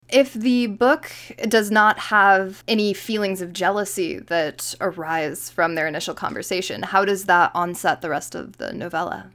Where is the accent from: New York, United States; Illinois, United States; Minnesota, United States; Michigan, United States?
New York, United States; I am a New Yorker